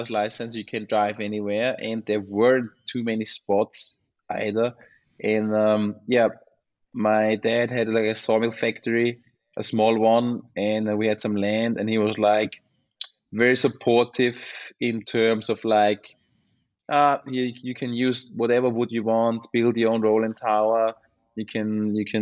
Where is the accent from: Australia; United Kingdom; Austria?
Austria; Unterstinkenbrunn, Lower Austria; born or raised there; English is a second language